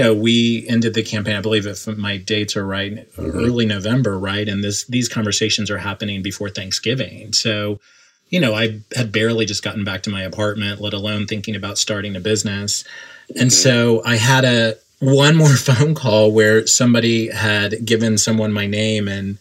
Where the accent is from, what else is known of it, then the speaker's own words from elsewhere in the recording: Oklahoma, United States; moved away as an adult; also born or lived in New York City; I grew up in Oklahoma and then moved to New York City in 1998